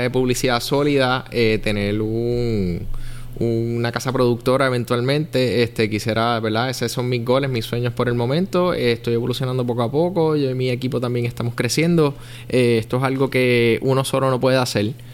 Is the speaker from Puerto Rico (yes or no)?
yes; Puerto Rico; also born or lived in Miami; nosotros como puertorriqueños